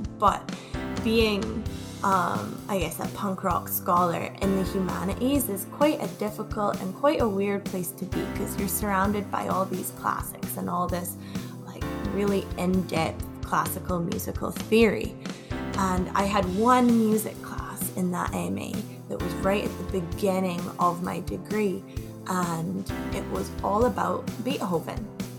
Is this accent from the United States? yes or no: no; Scotland, United Kingdom; moved away as an adult; also born or lived in Glasgow / Toronto; So I'm originally from the Orkney Islands. Those are the islands right up north in Scotland. And then I moved to Glasgow to do my undergrad. So I lived there for a couple of years. And then I moved to Canada.